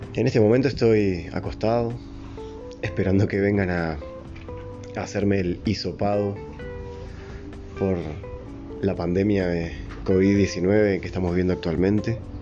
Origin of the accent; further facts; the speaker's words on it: Uruguay; Yo soy de Uruguay, un país chico, en América